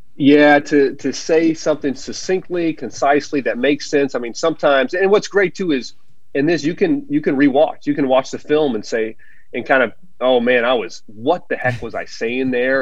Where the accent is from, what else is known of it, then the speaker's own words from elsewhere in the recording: Big Ten country, Midwest, United States; growing up in Big Ten country and being an Illini